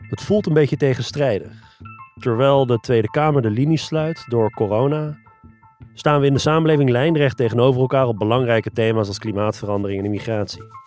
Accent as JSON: {"language": "Dutch", "country": "Netherlands", "said": "Ik woonde toen al 30 jaar in Nederland. Mijn ouders zijn begin jaren 80 uit Iran gevlucht naar Nederland"}